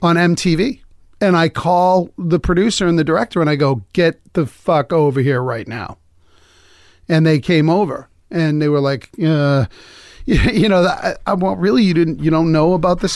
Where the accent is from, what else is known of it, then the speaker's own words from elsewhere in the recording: Lowell, Massachusetts, United States; We moved on up, you know, we were in, I, I was in Lowell.